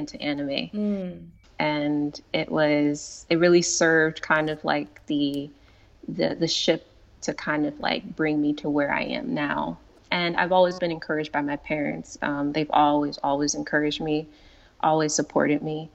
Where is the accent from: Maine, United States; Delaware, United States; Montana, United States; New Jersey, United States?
New Jersey, United States; Paterson; I grew up in Paterson, New Jersey